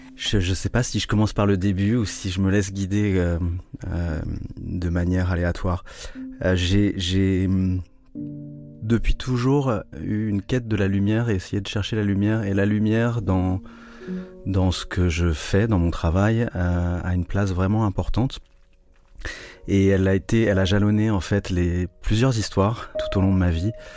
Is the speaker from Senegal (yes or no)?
no; Rennes, Brittany, France; also born or lived in Japan / Hong Kong / Portugal; now in Lisbon, Portugal; je suis né à Rennes, dans une ville qui est, où on voit encore beaucoup de maisons du Moyen-Âge, à Colombage